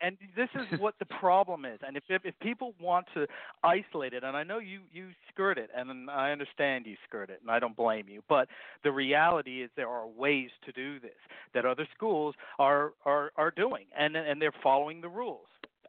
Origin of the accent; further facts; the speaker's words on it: Jamaica; Not because I'm Jamaican.